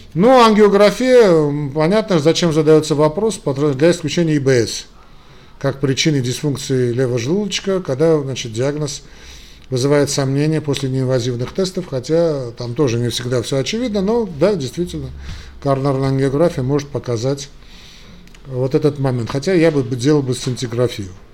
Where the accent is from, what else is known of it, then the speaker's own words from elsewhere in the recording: Armenia; я из Армении